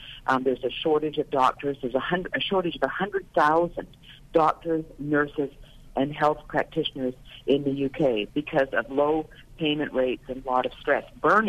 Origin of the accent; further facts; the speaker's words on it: Canada; moved away; I'm originally Canadian. I grew up under single-payer Medicare for All